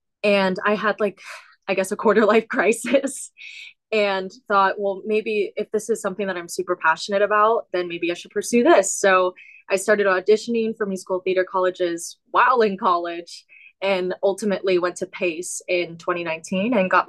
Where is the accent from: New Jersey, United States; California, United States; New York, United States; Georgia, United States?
California, United States; Southern California near LA, United States; moved away; I grew up in California, in Southern California near